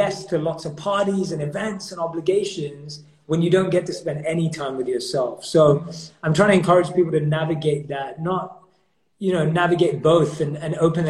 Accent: London, United Kingdom; So FIFA is my number one go-to because I grew up in London, so football's like rules for us.

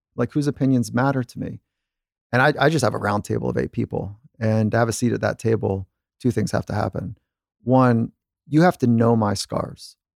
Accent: California, United States; I'm growing up in California.

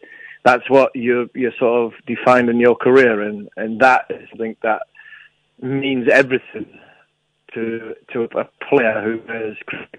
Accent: England, United Kingdom; It's for something as an Englishman, an Australian, growing up, all I've ever talked about is the Ashes.

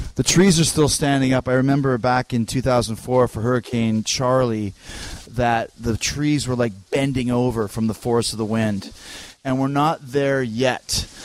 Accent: Canada; I'm Canadian

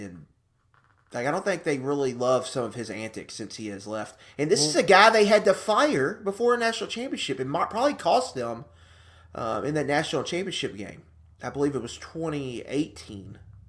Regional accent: Alabama, United States; I'm from Alabama

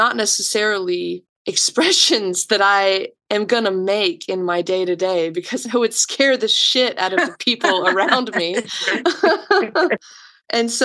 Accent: Macon, Georgia, United States; I'm from Macon, Georgia. I'm a child of the 90s

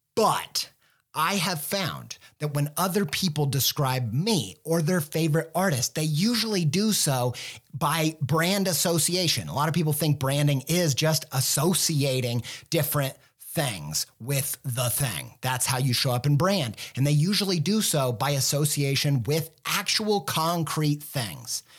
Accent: Midwest, United States; I'm a Midwesterner

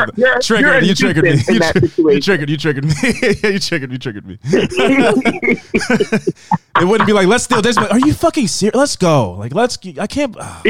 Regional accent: United States; I'm from America.

